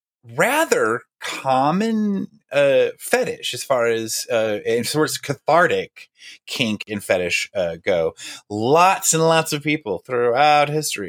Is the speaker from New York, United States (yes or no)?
no; North Central Texas, United States; I am from North Central Texas.